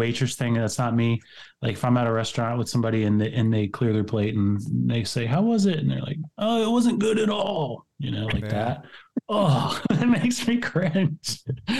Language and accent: English; Cincinnati, Ohio, United States; I'm from Cincinnati